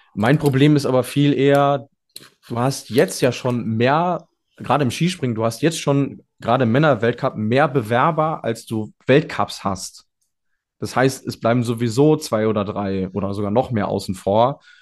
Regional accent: Germany; als Deutscher

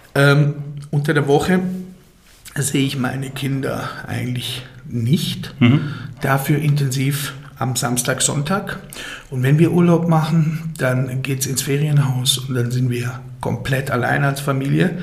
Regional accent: Titisee-Neustadt, Baden-Württemberg, Germany; ich bin äh, geboren und aufgewachsen im Schwarzwald

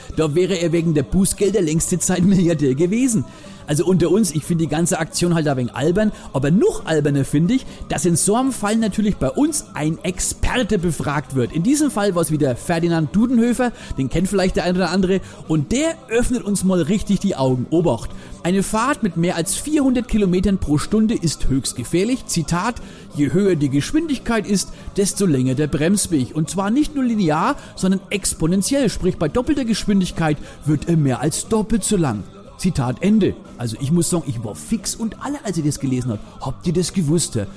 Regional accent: Germany; bei uns in Deutschland

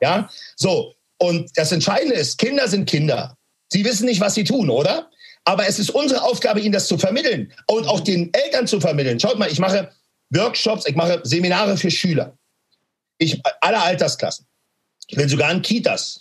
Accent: Berlin, Germany; Ich bin in Berlin-Neukölln groß geworden.

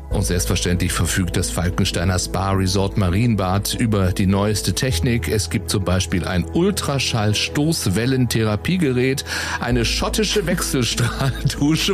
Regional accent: Baden-Baden, Baden-Württemberg, Germany; now in Cologne, Germany; Ich bin ja geboren und groß geworden in Baden-Baden.

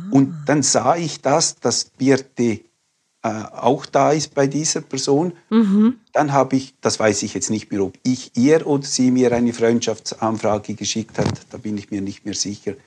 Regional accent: Liechtenstein; now in Graubünden, Switzerland; Ich bin in Liechtenstein aufgewachsen

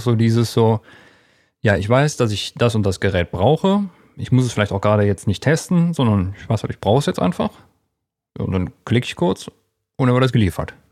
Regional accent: Erkelenz, North Rhine-Westphalia, Germany; in äh, meiner Heimatstadt in Erklens

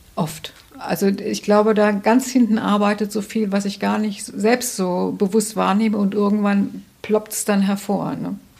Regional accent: Hesse, Germany; moved away as an adult; also born or lived in North Rhine-Westphalia / Marburg / Hamburg; now in Bremen, Germany; ich bin in Nordrhein-Westfalen geboren, aber das ist auch reiner Zufall. Aber in Hessen aufgewachsen

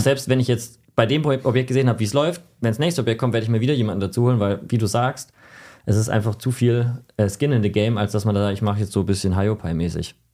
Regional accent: Germany; ich bin Deutscher

